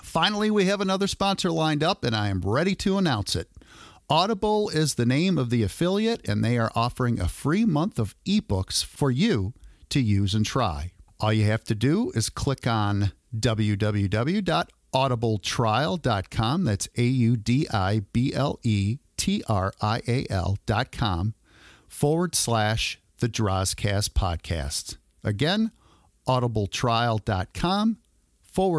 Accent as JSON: {"language": "English", "town": "Royal Oak", "region": "Michigan", "country": "United States", "tie": "born or raised there", "said": "I grew up just outside of Detroit, Michigan, in a little suburb called Royal Oak"}